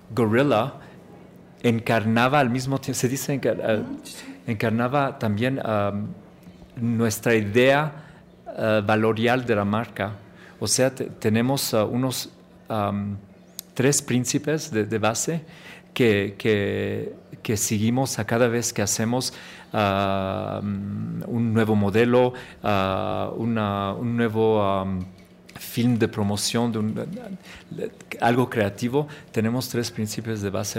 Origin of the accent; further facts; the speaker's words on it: Chicago, Illinois, United States; Spanish is a second language; yo soy nacido en el ah, the west, west side of Chicago